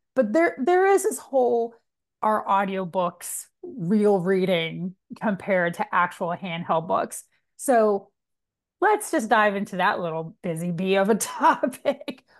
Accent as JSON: {"language": "English", "region": "Georgia", "country": "United States", "said": "I'm from Georgia"}